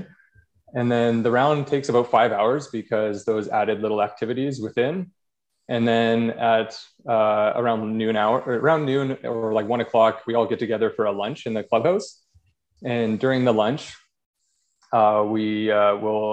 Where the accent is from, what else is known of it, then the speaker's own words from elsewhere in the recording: Drayton Valley, Alberta, Canada; moved away as an adult; also born or lived in Calgary; now in Edmonton, Canada; I grew up in Drayton Valley, which is a small town a little west of here